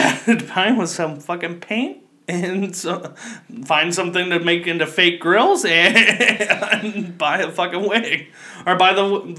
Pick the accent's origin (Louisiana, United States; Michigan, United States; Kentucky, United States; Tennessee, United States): Kentucky, United States; moved away; I grew up in Kentucky. There's not a lot of diversity where I grew up, and, I mean, I moved to a more diverse area